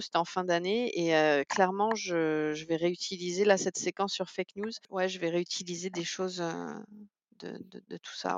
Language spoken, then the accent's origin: French; Canada; en tant que Canadienne